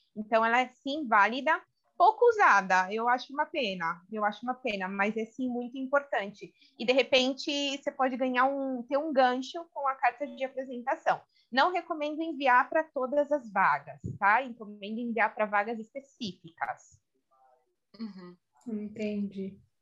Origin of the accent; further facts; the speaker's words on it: Brazil; accent: Brazilian; now in Spain; meu sotaque brasileiro